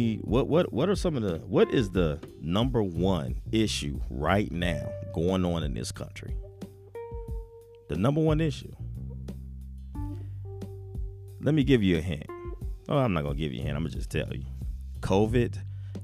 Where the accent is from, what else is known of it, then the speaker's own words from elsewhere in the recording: Ohio, United States; also born or lived in Omaha, Nebraska; being from Ohio. But I was born in Omaha